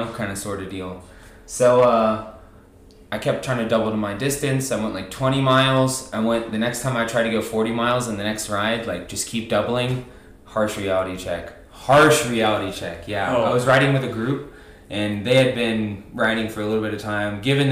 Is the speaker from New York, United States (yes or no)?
no; Virginia, United States; moved away as an adult; also born or lived in Roanoke, Virginia; now in Cottonwood, Arizona, United States; I'm originally from Virginia